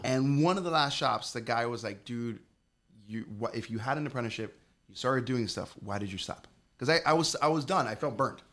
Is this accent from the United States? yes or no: yes; Hialeah, Florida, United States; also born or lived in Colorado; I was born and raised in a town called Hialeah.